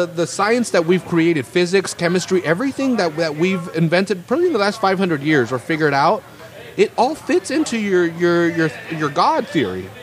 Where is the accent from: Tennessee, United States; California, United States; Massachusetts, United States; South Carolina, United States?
California, United States; Salinas; We're from Salinas. We all grew up poor.